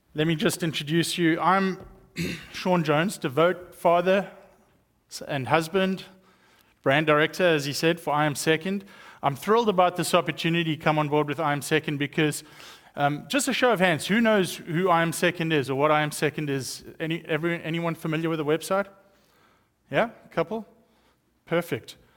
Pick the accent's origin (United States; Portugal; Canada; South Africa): South Africa; accent: South African; moved away; growing up in South Africa, I was raised up in a Christian home